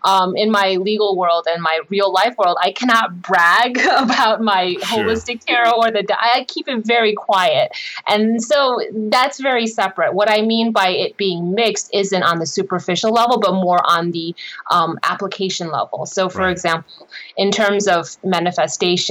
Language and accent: English; United States; I am Asian American